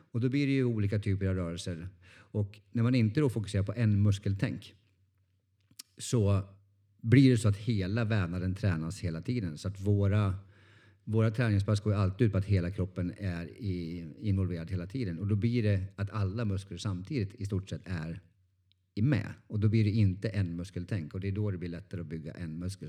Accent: Norrland, Sweden; jag är från Norrland

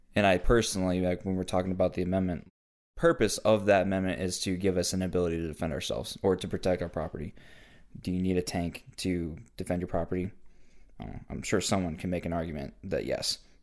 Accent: United States; I live in America as an American citizen

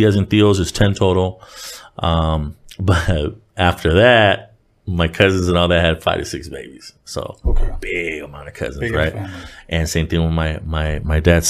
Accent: Buena Park, California, United States; now in Rowland Heights, United States; I grew up in Buena Park, Orange County

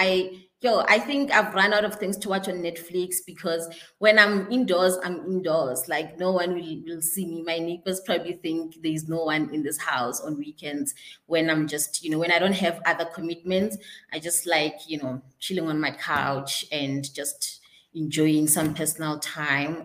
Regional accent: Polokwane, Limpopo, South Africa; moved away as an adult; now in Johannesburg, South Africa; I am originally from Limpopo in Polokwane

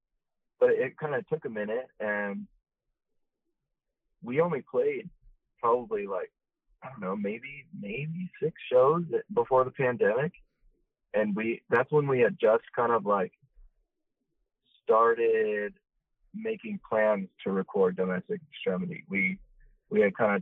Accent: South Orange County, California, United States; we grew up in South County

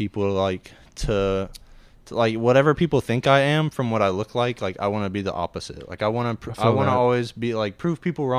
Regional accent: Murfreesboro, Tennessee, United States; originally from Murfreesboro.

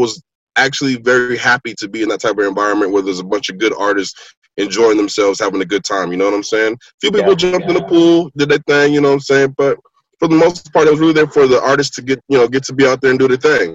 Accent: Lynwood, California, United States; I was born in Linwood

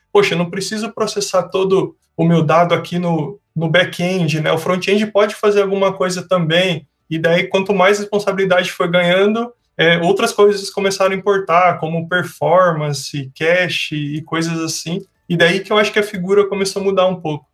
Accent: Sorocaba, São Paulo, Brazil; eu sou de Sorocaba

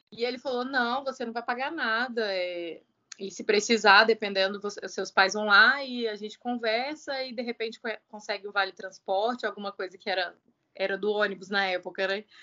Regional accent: Belo Horizonte, Minas Gerais, Brazil; now in Uberlândia, Brazil; Sou mineira de Belo Horizonte e tenho 35 anos.

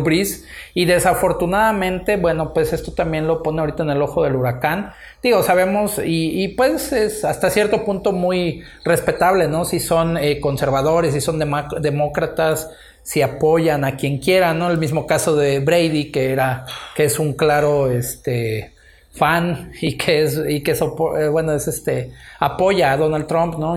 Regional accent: Mexico; a nosotros así como, como mexicanos

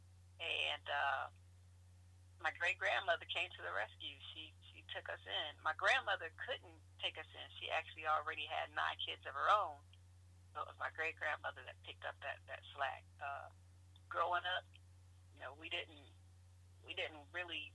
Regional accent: Norfolk, Virginia, United States; Born and raised in Norfolk, Virginia

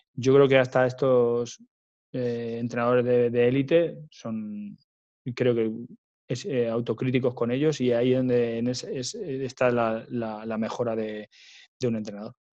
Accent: Ciudad Real province, Castilla-La Mancha, Spain; moved away as an adult; estaba en mi pueblo, en Portugal, Ciudad Real

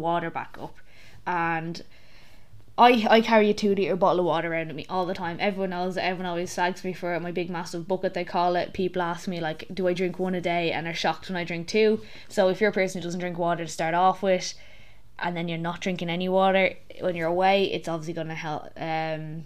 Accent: Ireland; The curse of being Irish

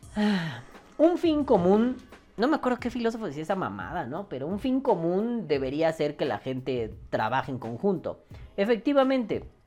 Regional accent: Mexico; somos mexicanos

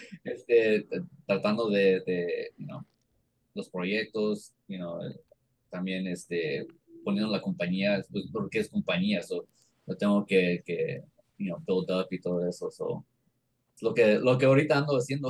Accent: Mexico; siendo mexicano

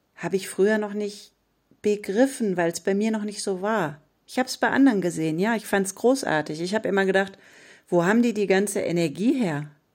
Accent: Ruhr area, North Rhine-Westphalia, Germany; bei uns im Ruhrpott sagt man selbst in Schuld

